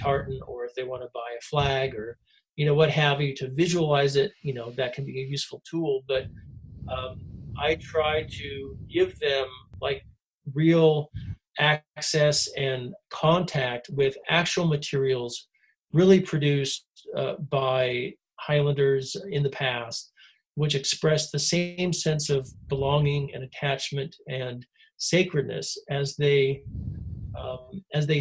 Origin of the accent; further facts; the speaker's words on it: United States; moved away as an adult; also born or lived in Scotland / Canada; I grew up in the States